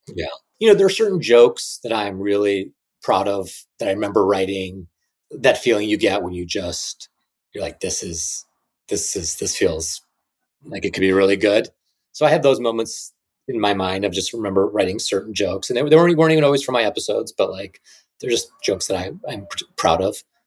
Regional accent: Chicago, Illinois, United States; moved away; I was from Chicago

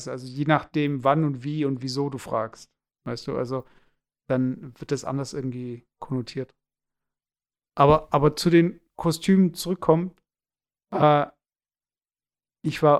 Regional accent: Hamburg, Germany; wenn ich als Hamburger in äh, die USA

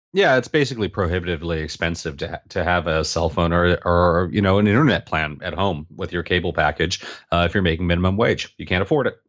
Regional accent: United States; moved away as an adult; now in Canada; I'm actually American

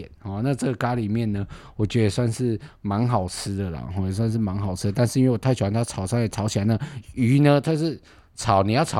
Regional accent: northern Taiwan, Taiwan; 我们北部人口味吃不习惯，

